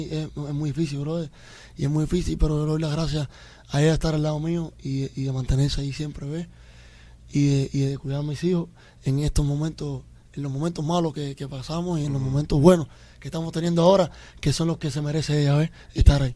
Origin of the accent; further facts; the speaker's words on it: Cuba; now in Miami, United States; yo soy un latita cubano